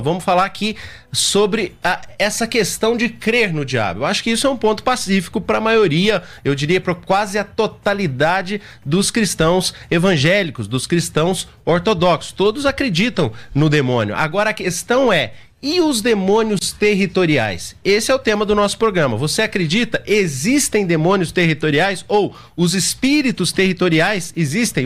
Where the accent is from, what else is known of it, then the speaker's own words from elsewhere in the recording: Perdões, Minas Gerais, Brazil; now in São Paulo, Brazil; sou do interior de Minas, e a minha cidade fica às margens da Fernão Dias